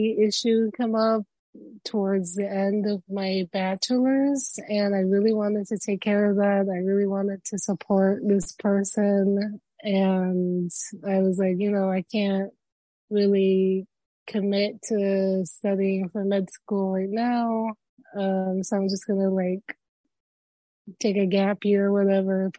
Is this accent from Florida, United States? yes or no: yes; Florida, United States; also born or lived in Cuba; I am a Florida dweller. I'm originally from Cuba. I was born there, and then me and my parents migrated when I was about 1 and 4 months.